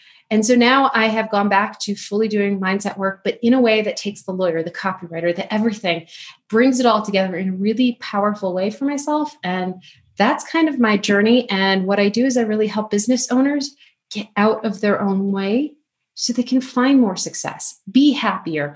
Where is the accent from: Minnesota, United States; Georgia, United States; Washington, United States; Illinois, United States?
Illinois, United States; Chicago; moved away; still a Chicago girl at heart